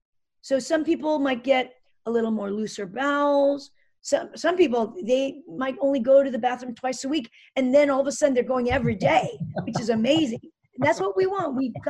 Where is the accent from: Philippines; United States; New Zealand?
United States; I just introduced myself that I'm a natural medicine doctor and I'm very interested. I'm from America.